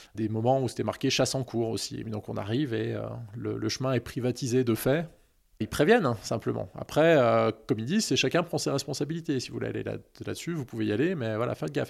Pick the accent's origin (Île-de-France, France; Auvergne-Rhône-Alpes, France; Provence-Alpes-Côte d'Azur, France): Auvergne-Rhône-Alpes, France; Annecy; j'ai grandi sur Annecy